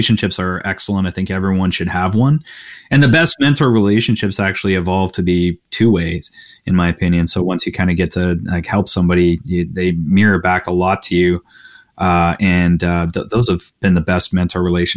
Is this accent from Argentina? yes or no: no; Canada; I'm Canadian